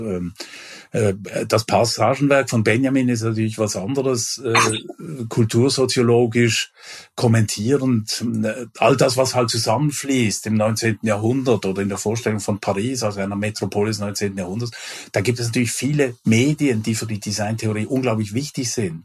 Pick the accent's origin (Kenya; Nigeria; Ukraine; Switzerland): Switzerland; moved away; also born or lived in Germany; ich war in einem früheren Leben ja auch Schweizer, äh, ich bin es noch, aber ich bin auch Deutscher